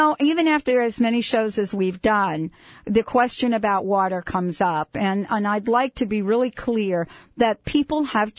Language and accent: English; New Jersey, United States; I grew up in New Jersey.